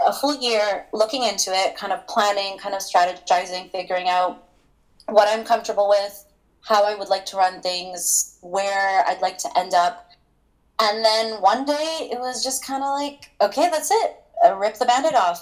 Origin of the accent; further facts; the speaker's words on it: Toronto, Ontario, Canada; moved away as an adult; now in Vancouver, Canada; I am originally from Toronto